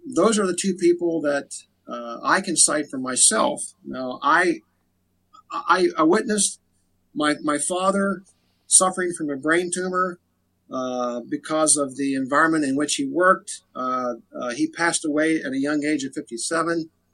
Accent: Frostburg, Maryland, United States; now in Cumberland, United States; I'm from Frostburg. Grew up in Frostburg

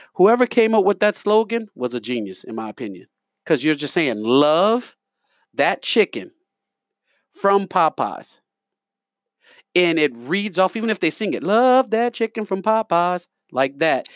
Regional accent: New York, United States; now in Lafayette, United States; I'm from New York

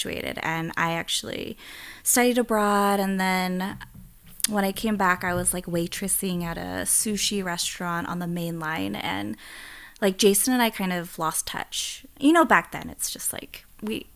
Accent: Philadelphia, Pennsylvania, United States; I grew up in Philly

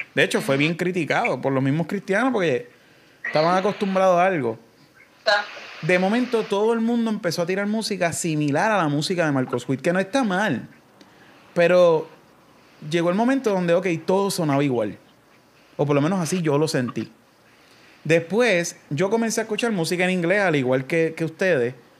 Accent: Coamo, Puerto Rico; also born or lived in Ponce; Yo soy de Cuamo

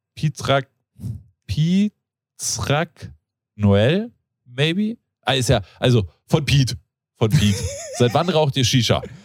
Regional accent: Rodgau, Hesse, Germany; ich bin in Rottgau aufgewachsen

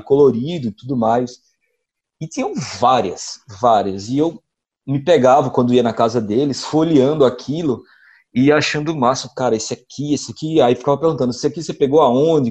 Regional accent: Recife, Pernambuco, Brazil; also born or lived in Crato, Ceará; now in Juazeiro do Norte, Brazil; eu sou de Recife, mas moro aqui em Juazeiro, que é na região do Cariri

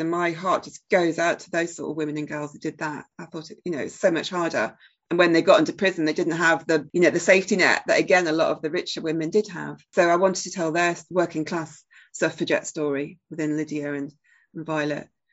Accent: Sheffield, Yorkshire and the Humber, United Kingdom; my hometown of Sheffield, which is pretty important to me. And there's various elements about growing up in Sheffield

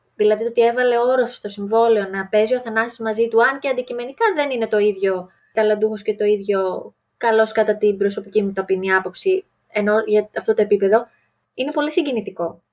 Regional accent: Greece; να είμαστε Έλληνες

